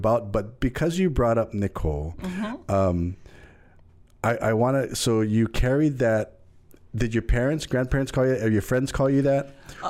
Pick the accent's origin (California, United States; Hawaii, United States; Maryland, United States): Hawaii, United States; We know growing up, we're Hawaiian. We see that. We're told that.